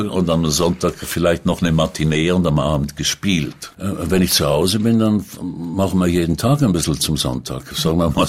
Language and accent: German; Zurich, Switzerland; Äh, ich bin am Zürichsee aufgewachsen, das ist richtig.